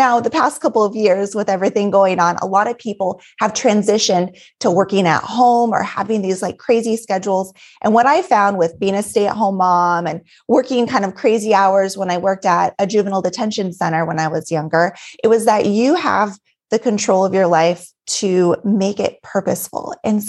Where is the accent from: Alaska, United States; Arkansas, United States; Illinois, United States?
Alaska, United States; also born or lived in Colorado / Texas; now in Minnesota, United States; so originally I'm from Alaska, born and raised in a small town in Alaska, and left, went to Colorado, came back to Alaska, Texas, now in Minnesota